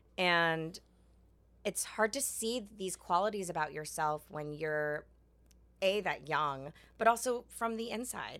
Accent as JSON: {"language": "English", "region": "New York", "country": "United States", "tie": "born or raised there", "said": "I'm from New York. I grew up, like, not even really knowing that I was Asian"}